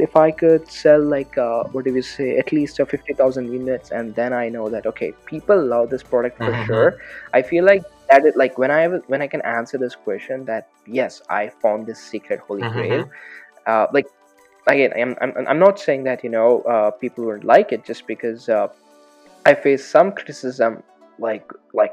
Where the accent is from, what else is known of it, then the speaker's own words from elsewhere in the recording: Hyderabad, Telangana, India; moved away as an adult; also born or lived in California; now in United States; I'm from Hyderabad